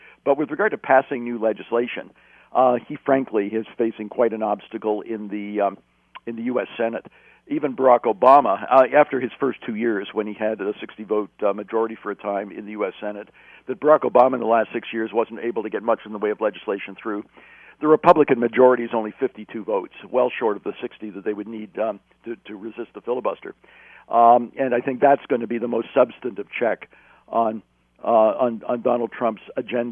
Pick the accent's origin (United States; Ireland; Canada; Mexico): Canada; As a Canadian